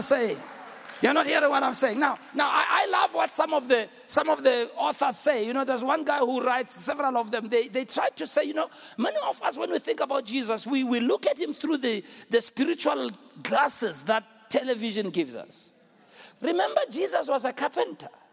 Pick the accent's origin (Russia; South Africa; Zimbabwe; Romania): South Africa; I'm a South African